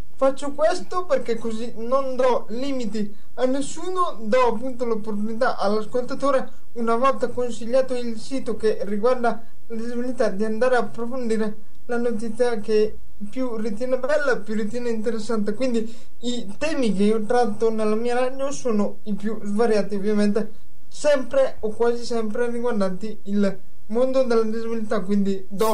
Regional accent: province of Brescia, Lombardy, Italy; la radio parrocchiale del mio paese in provincia di Brescia

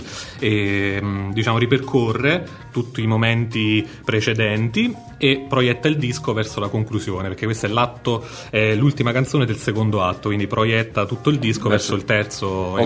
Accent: Gaeta, Lazio, Italy; moved away as an adult; also born or lived in Rome / Wales; now in Forlì, Italy; io sono nato a Gaeta, poi a 18 anni sono andato a Roma per l'Università della Musica

